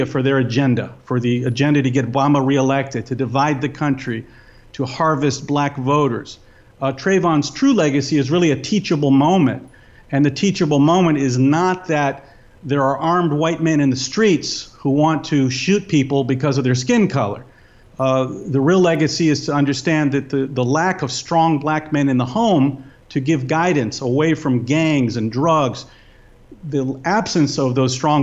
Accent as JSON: {"language": "English", "region": "East Tennessee", "country": "United States", "tie": "born or raised there", "said": "I grew up in Tennessee, East Tennessee, in the 80s"}